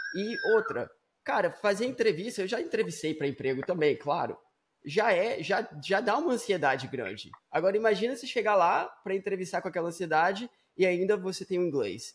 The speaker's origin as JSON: {"language": "Portuguese", "town": "Vitória", "region": "Espírito Santo", "country": "Brazil", "tie": "born or raised there", "moved": "yes", "lives_now": "United States", "said": "eu estava aí no Brasil, eu nasci em Vitória, no Espírito Santo."}